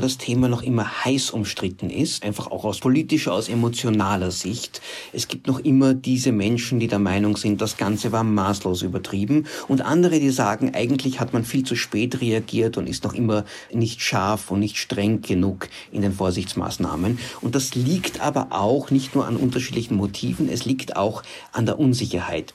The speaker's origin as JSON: {"language": "German", "country": "Austria", "said": "bei uns in Österreich"}